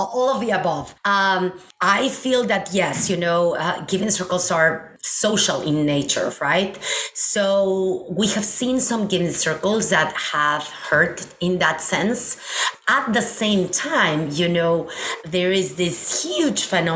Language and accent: English; Mexico City, Mexico; moved away; I am originally from Mexico City.